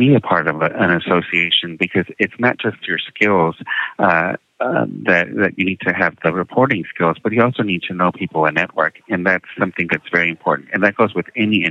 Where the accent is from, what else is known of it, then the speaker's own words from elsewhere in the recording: San Antonio, Texas, United States; moved away; also born or lived in Minneapolis / Washington, D.C.; growing up in San Antonio, my parents didn't teach us Spanish